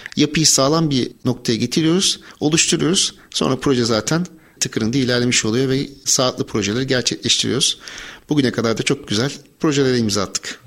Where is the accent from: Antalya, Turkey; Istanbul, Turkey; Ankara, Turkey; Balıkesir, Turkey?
Balıkesir, Turkey; Bandırma; moved away as an adult; 1983 Bandırma doğumluyum. Üniversite yılına kadar Bandırma'da ikamet ettim.